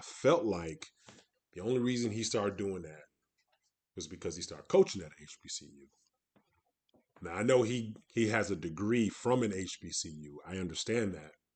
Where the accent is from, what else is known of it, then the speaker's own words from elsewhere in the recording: Detroit, Michigan, United States; moved away as an adult; also born or lived in West Coast; I'm born and raised, um, from Detroit, um, and then moved out to the West Coast over twenty years ago